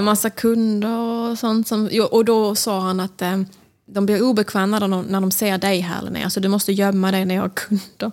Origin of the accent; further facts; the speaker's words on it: Smygehamn, Skåne, Sweden; now in New York, United States; Jag är från Smygehamn